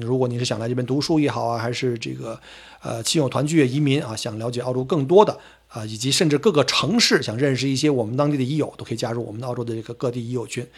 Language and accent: Chinese; Beijing, China; accent: Beijing dialect; now in Australia; 我们北京话叫倒挂